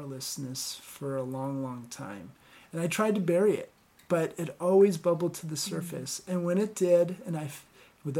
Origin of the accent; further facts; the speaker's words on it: Connecticut, United States; where I grew up in Connecticut